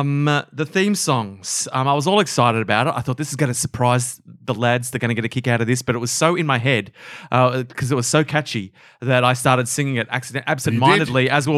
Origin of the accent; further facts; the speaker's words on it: Australia; I'm very Australian in that way.